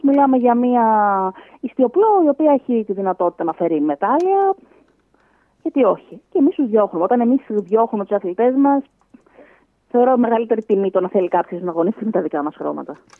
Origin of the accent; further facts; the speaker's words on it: Greece; σαν Ελληνίδα